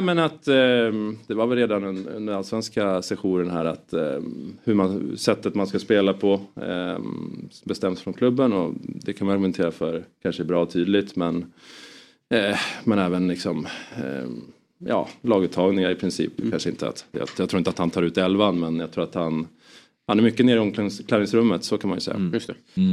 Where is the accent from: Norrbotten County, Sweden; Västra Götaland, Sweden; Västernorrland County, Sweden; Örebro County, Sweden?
Västernorrland County, Sweden; Sundsvall; jag kommer från Sundsvall